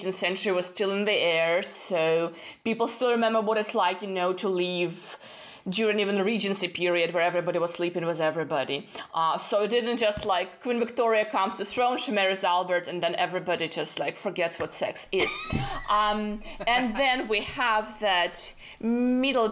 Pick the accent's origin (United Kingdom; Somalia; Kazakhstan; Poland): Kazakhstan; moved away as an adult; also born or lived in Austin, Texas, United States; I was born in Kazakhstan.